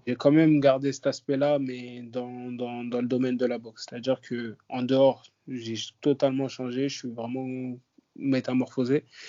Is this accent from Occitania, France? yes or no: no; Paris, Île-de-France, France; je viens de Paris, je viens du 19e arrondissement. j'ai grandi là-bas, j'ai passé toute ma vie là-bas.